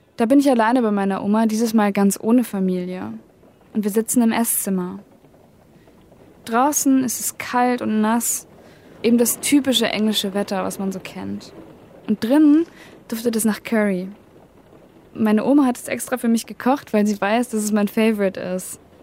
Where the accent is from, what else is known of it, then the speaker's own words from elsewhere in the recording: Germany; now in Berlin, Germany; Wir wohnen direkt an der holländischen Grenze, also eigentlich nur fünf Minuten mit dem Fahrrad entfernt.